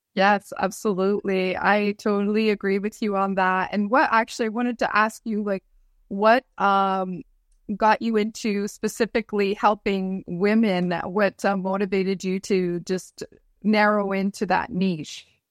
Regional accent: Hearst, Ontario, Canada; my hometown in Hearst

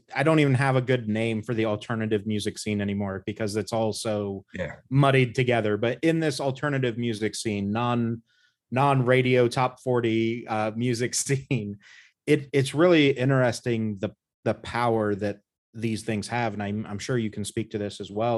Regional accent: United States; born or raised there

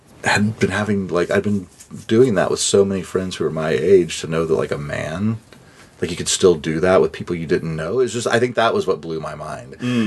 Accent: Dallas, Texas, United States; I grew up in White Rock Lake, which is like central Dallas

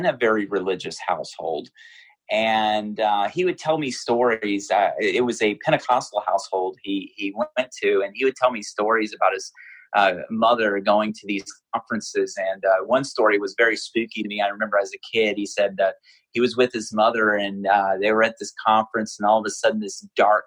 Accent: Louisiana, United States; I grew up in Louisiana, which is the Bible Belt

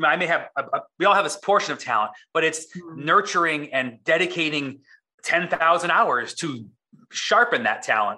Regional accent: East Coast, United States; moved away as an adult; now in San Diego, United States; I grew up on the East Coast, which is, again, creatively a vacuum.

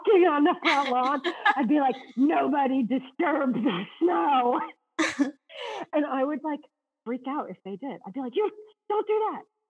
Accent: Massachusetts, United States; I grew up in Massachusetts

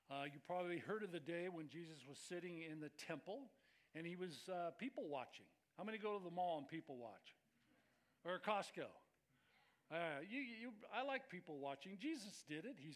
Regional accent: Scotland, United Kingdom; I'm Scottish, right?

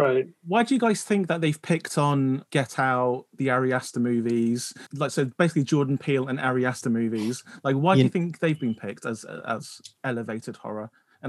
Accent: United Kingdom; You guys know I'm British, right?

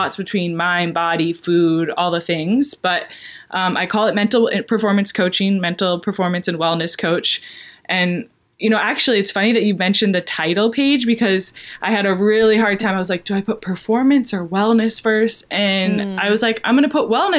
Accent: New Hampshire, United States; moved away as an adult; also born or lived in Durham, North Carolina; I'm from a really small town in New Hampshire.

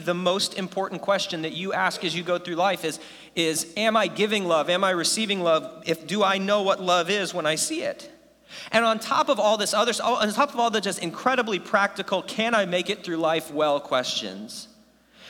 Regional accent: United States; first language English; I was born in America, and I took like infinity years of Spanish, and I still only speak English

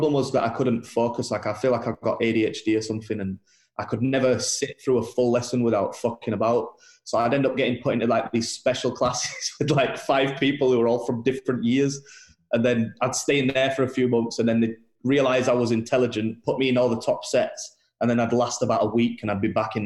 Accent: Bradford, Yorkshire and the Humber, United Kingdom; I'm white and from Bradford

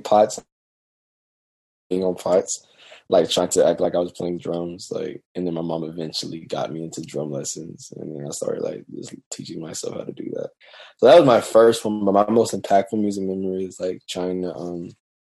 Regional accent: Gastonia, North Carolina, United States; also born or lived in Charlotte, North Carolina / Mount Holly, North Carolina; I was born in Charlotte. We lived in Mount Holly. Then we moved to this lovely town called Gastonia, where there's nothing there. So I was raised there.

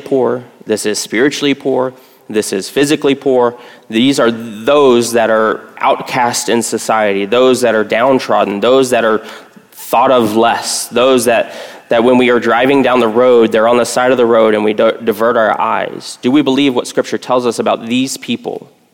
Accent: Texas, United States; I grew up in Texas

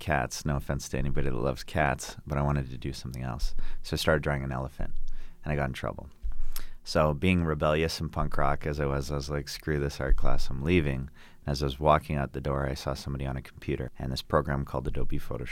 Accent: Calgary, Alberta, Canada; I grew up here in Calgary, Alberta

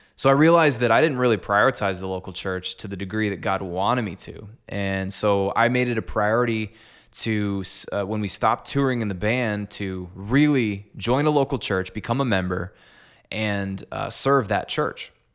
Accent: Clinton, Iowa, United States; moved away as an adult; also born or lived in Des Moines, Iowa / Cedar Falls, Iowa; I'm actually from Clinton. So, I went to Clinton High and grew up in this town

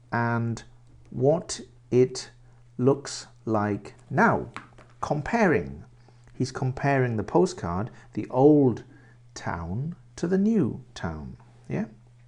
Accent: Swansea, Wales, United Kingdom; also born or lived in Reading; I was born in Reading, UK, Reading, which is near London. I was born there and I lived there until I was 9 years old. And at 9 years old, I moved to Wales and I lived in Swansea City.

